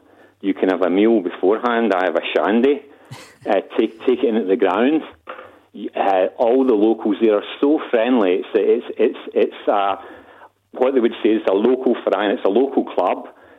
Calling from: Geretsried, Bavaria, Germany; Yeah, I'm calling in from Geretsried, which is about 30 kilometres south of Munich.

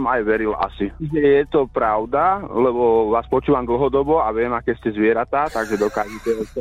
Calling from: Vienna, Austria; Ja vás počúvam z Viedne.

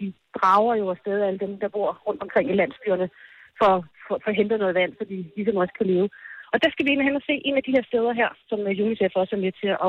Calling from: Ethiopia; Godmorgen, jeg er direkte fra Vukrum.

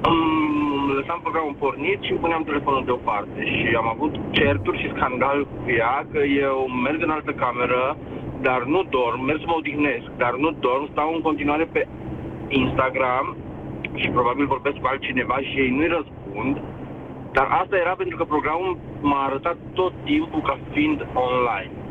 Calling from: Cluj, Cluj County, Romania; din Cluj.

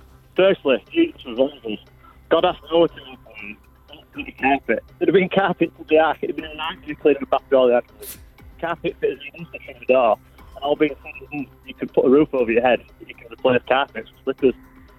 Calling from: Leeds, Yorkshire and the Humber, United Kingdom; We're in the mighty Leeds, West Yorkshire.

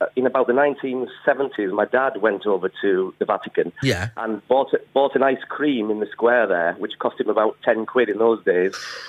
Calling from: Durham, North East England, United Kingdom; Just outside of Durham.

